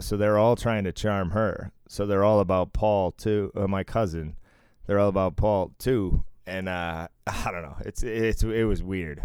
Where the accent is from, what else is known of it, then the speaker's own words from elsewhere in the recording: Massachusetts, United States; I was raised in Mass